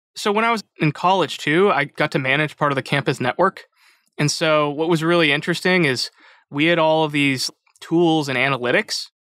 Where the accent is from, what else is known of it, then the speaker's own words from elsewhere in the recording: Chicago, Illinois, United States; moved away as an adult; also born or lived in West Coast; I grew up in Chicago. I came out to the West Coast for college